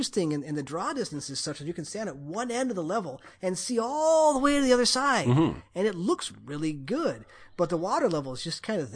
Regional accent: Midwest, United States; I am from the Midwest.

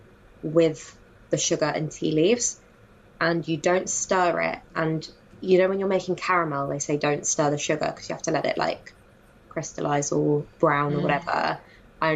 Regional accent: Jordan; moved away; I'm from Jordan and we don't really have pubs, obviously, because it's a mainly Muslim country

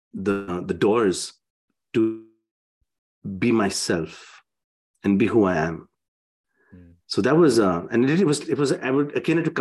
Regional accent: India; I'm from India

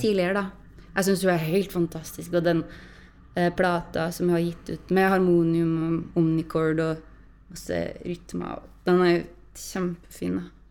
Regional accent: Trøndelag, Norway; jeg snakker litt forskjellig fra det som er liksom den lokale dialekta, og det tror jeg jeg har gjort siden jeg var liten

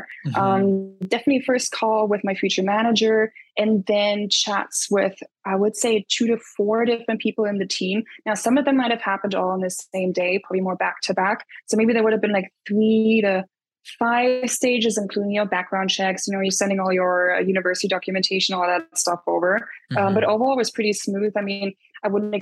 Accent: Berlin, Germany; moved away as an adult; also born or lived in London / Dublin; I grew up in Berlin, but then did my studies in London for 5 years total

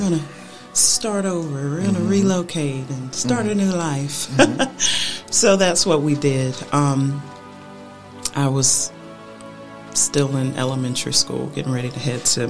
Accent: Oakland, California, United States; now in Greenville, United States; I am born and raised in Oakland, California

